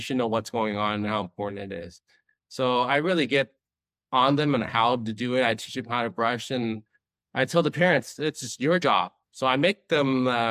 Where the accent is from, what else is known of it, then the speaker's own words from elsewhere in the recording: Long Beach, California, United States; also born or lived in Boston; now in Las Vegas, United States; growing up in Long Beach